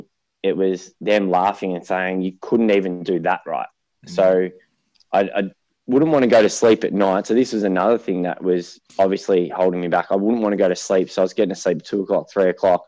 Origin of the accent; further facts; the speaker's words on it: Melbourne, Victoria, Australia; also born or lived in Murrumbeena; eastern suburbs of Melbourne. I started in Murrumbina, so I was there till about 5